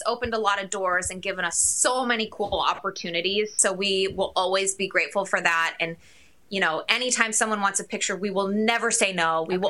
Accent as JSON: {"language": "English", "region": "Midwest", "country": "United States", "tie": "born or raised there", "said": "Like, at least when I grew up in the Midwest, like, it's terribly cold, but at least it's really sunny on those cold days"}